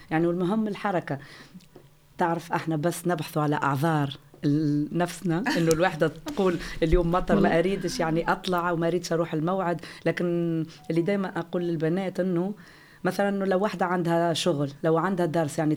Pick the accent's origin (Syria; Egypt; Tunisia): Tunisia; now in Flensburg, Germany; انا من تونس أكيد